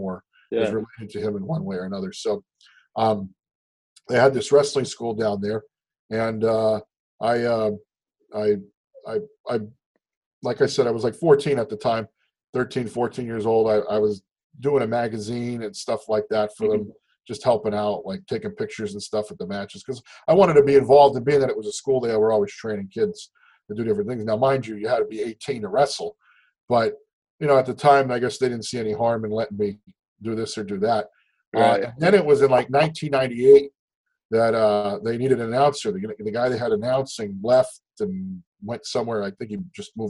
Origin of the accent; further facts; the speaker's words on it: Hazleton, Pennsylvania, United States; moved away as an adult; now in Lehigh Valley, United States; Grew up in Hazleton, born and raised in Hazleton